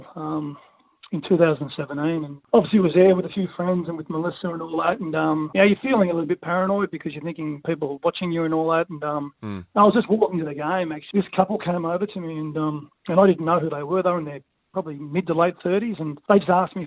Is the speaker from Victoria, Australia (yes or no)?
yes; Dandenong, Victoria, Australia; I was born in Dandenong, and then we moved to North Dandenong when I was about 11